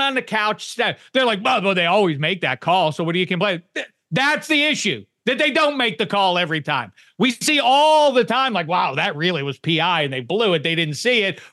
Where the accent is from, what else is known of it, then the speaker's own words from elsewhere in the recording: Pittsburgh, Pennsylvania, United States; I'm from Pittsburgh